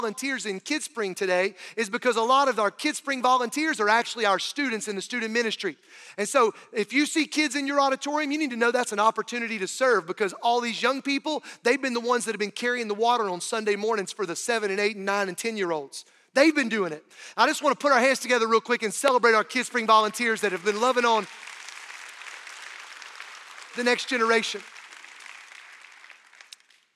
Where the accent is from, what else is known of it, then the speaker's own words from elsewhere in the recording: North Carolina, United States; moved away; I was growing up in North Carolina